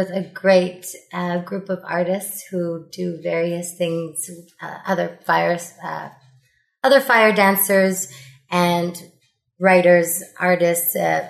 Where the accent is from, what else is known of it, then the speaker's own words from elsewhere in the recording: Ottawa, Ontario, Canada; Born and raised in Ottawa